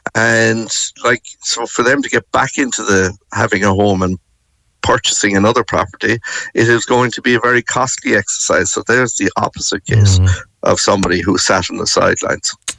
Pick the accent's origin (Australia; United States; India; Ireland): Ireland; Limerick, Munster; moved away; I am from Limerick and I live very close to the city centre growing up